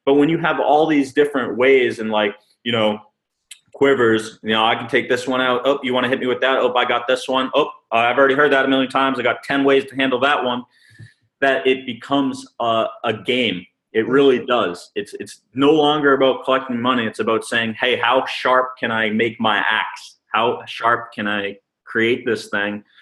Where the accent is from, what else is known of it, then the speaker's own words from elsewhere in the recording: Massachusetts, United States; moved away as an adult; I'm originally from Massachusetts